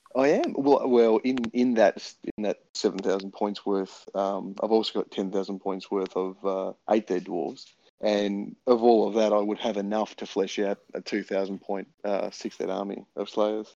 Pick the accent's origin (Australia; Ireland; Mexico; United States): Australia; Tasmania; I'm from Tasmania.